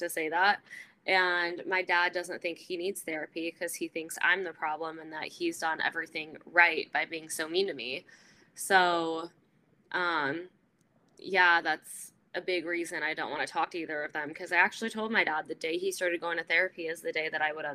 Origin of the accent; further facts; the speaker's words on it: California, United States; also born or lived in Arizona / San Diego; I grew up in California. I went to college in Arizona, lived there for about a year and a half after college, then moved to San Diego, and then back